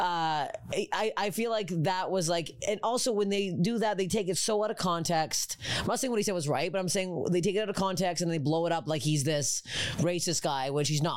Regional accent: Toronto, Ontario, Canada; I born and raised in Toronto, Ontario, Canada, in like a East York, it was called, like a small borough of Toronto

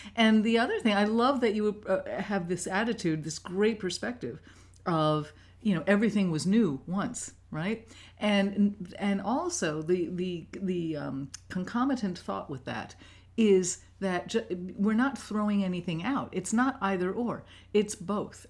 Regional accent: New York City, New York, United States; moved away; I grew up in New York City, in Manhattan

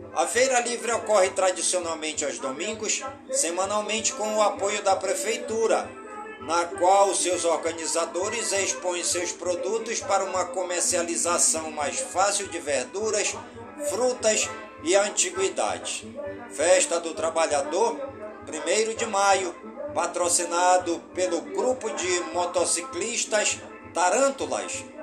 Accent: Careiro da Várzea, Amazonas, Brazil; Careiro da Vaz e a minha cidade natal

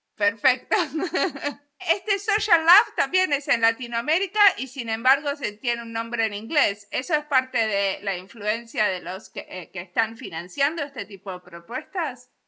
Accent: Argentina; moved away as an adult; now in Finland; como argentina viviendo en Finlandia hace 21

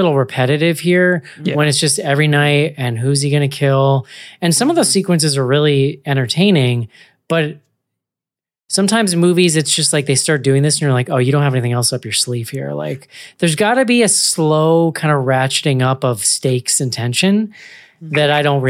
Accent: Ireland; Dirty people, John. I'm Irish. I can say that.

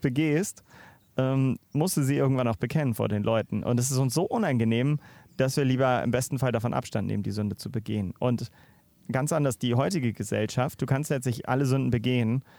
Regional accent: Northern Germany, Germany; moved away; bin sogar als Norddeutscher

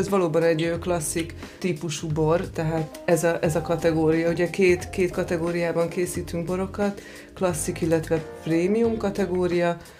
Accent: Zalaegerszeg, Zala, Hungary; moved away; also born or lived in Villány region (Kisharsány, Nagytótfalu); Én, én Zalaegerszegi vagyok, és bár volt szőlőnk

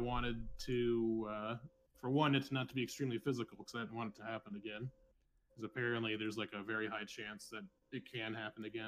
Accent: California, United States; now in Las Vegas, United States; I'm from California, but lived and have the business in Las Vegas

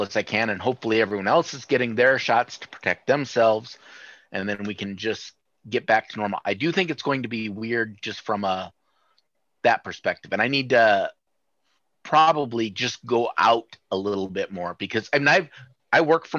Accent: Sioux City, Iowa, United States; I grew up in Sioux City, which is just 90 miles north of there

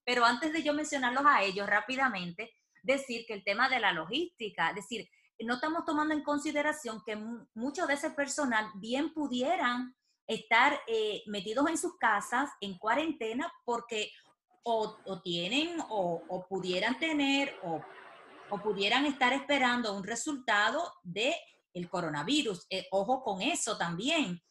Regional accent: Dominican Republic; moved away; nosotros como dominicanos en el exterior

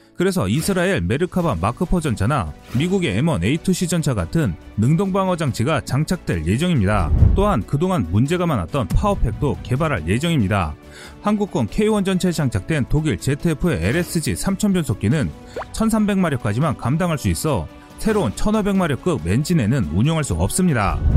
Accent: South Korea

